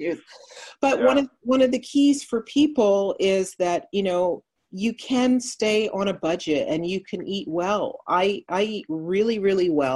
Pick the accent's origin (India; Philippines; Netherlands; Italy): Netherlands; moved away; I grew up in Holland, I'm part Dutch, and cheese is a huge part of her culture. So I grew up with cheese all around me